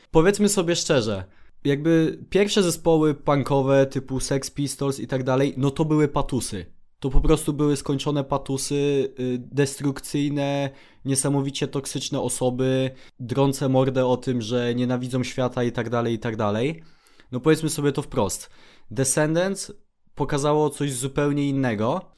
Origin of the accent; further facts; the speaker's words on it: Poland; jestem smutnym nastolatkiem z Polski